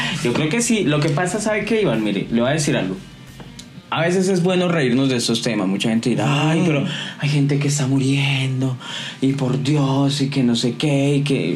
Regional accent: Colombia

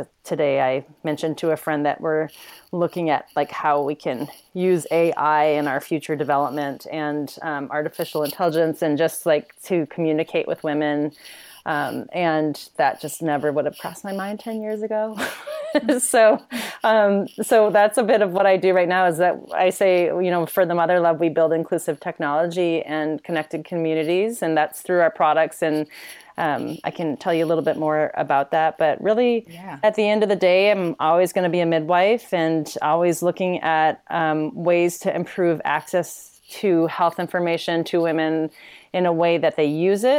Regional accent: Midwest, United States; I'm this girl from the Midwest

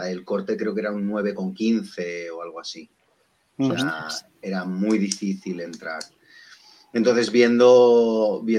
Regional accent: Balearic Islands, Spain; now in Asturias, Spain; Un mallorquín, un mallorquín trasplantado a Asturias.

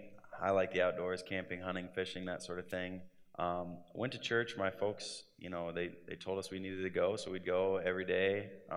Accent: Grundy Center, Iowa, United States; Yeah, I grew up in Grundy Center.

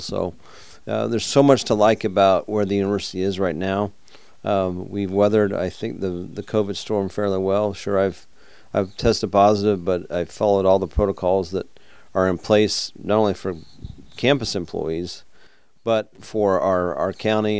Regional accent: Texas, United States; now in South Carolina, United States; I grew up in Texas

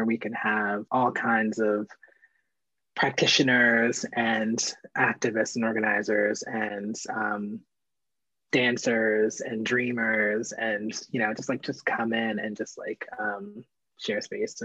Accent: Baltimore, Maryland, United States; I grew up here, I'm still here

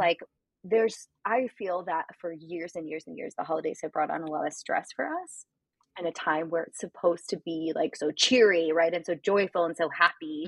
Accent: Illinois, United States; we're both from Illinois

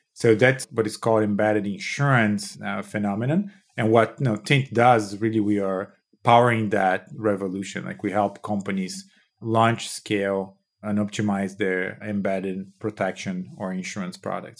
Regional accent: São Paulo, Brazil; moved away; I, I was born and raised in Brazil

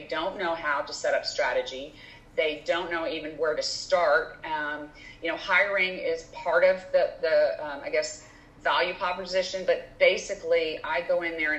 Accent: Louisiana, United States; moved away as an adult; now in Houston, United States; I grew up in Louisiana, business degree, LSU, came to Houston

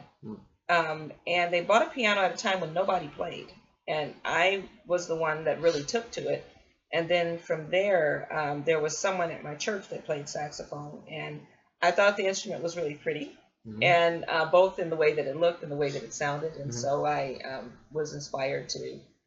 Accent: Gary, Indiana, United States; moved away as an adult; I'm originally from Gary, Indiana. Was born and raised there

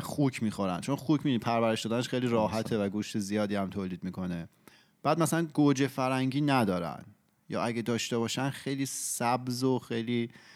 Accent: Iran; moved away; ماهایی که توی ایران بزرگ شدیم

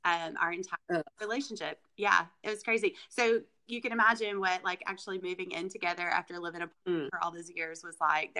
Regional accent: Arkansas, United States; also born or lived in Mississippi; now in Noxapater, United States; I am originally from Arkansas. A lot of people may not know that, but I have moved to Mississippi. I guess I moved in, 2002, and have been here ever since. I married a Mississippi boy.

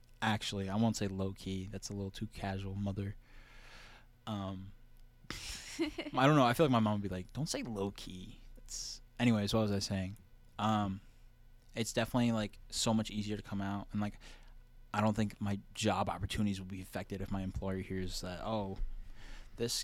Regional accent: New Jersey, United States; moved away; also born or lived in California; she moved to New Jersey and had me

